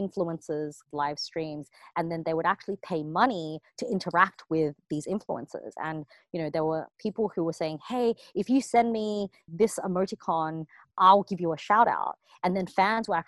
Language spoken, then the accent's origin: English; Sydney, New South Wales, Australia; moved away; I grew up in Sydney, Australia